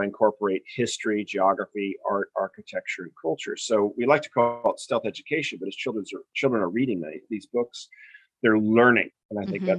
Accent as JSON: {"language": "English", "town": "Newport Beach", "region": "California", "country": "United States", "also_born_or_lived": "Wellesley, Massachusetts", "moved": "yes", "said": "I'm originally from Newport Beach, California"}